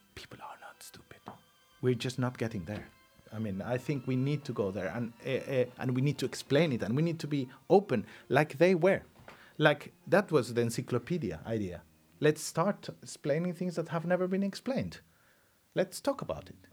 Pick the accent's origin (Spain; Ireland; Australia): Spain; English is a second language; in my home country, which has still huge deficits in uh, in talking other languages than our own